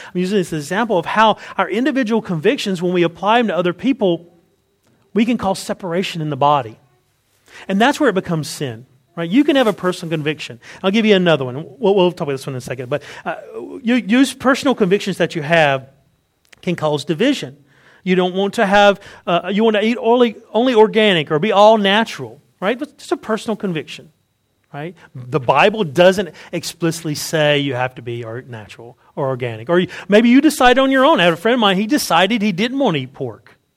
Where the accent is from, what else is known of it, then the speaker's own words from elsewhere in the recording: Wilson County, North Carolina, United States; I grew up in Wilson County. Right? Where I'm from, it's called Wilson. You have to say there's a T in it, but there's not really a T. It's Wilson right? Wilson County in North Carolina.